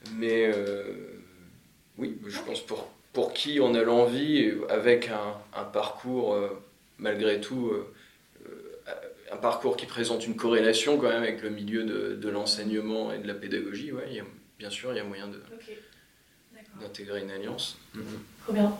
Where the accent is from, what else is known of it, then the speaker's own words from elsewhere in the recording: Picardy, Hauts-de-France, France; moved away as an adult; now in Sydney, Australia; j'ai bossé un petit peu dans ma région natale, puisque je viens de, de Picardie